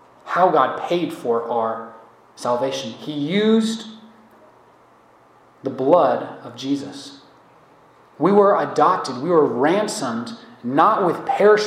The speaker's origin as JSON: {"language": "English", "country": "United States", "said": "as American believers"}